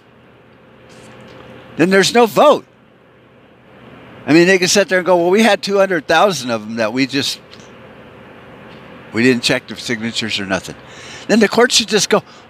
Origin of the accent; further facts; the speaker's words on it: United States; I'm an American.